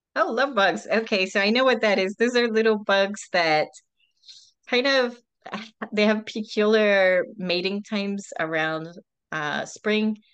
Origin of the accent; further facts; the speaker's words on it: Pennsylvania, United States; moved away as an adult; now in Florida, United States; I'm actually from Pennsylvania originally